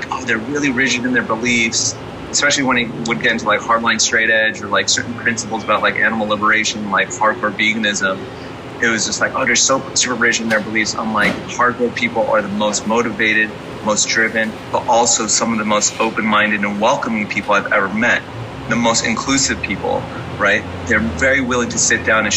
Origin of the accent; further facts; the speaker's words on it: Inland Empire, Southern California, United States; I grew up in the Inland Empire, so we used to go to shows at the Barn, at the Showcase, Coos Cafe in Santa Ana.